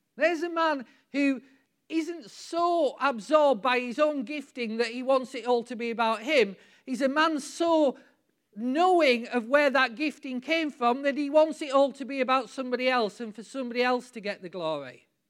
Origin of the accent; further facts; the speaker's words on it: United Kingdom; we're British